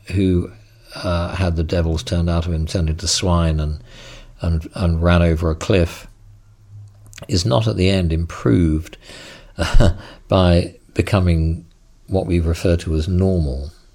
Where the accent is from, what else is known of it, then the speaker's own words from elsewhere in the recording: England, United Kingdom; I'm, I'm English, and I was brought up in a Christian tradition